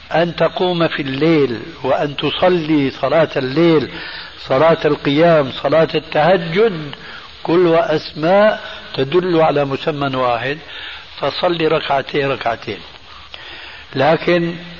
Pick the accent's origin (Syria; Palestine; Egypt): Syria; عندنا في الشام